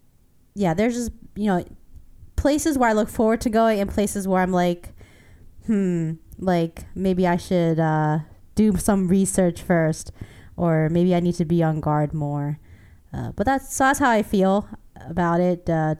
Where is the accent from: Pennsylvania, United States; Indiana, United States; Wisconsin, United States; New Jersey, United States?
Pennsylvania, United States; Philadelphia; also born or lived in Taiwan; my hometown of Philadelphia and then Taiwan.